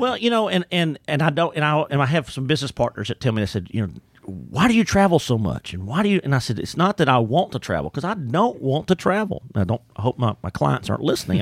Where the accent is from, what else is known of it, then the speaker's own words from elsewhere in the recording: Orangefield, Texas, United States; I grew up in the Beaumont, Orange, Gulf Coast area in Orange Field, Texas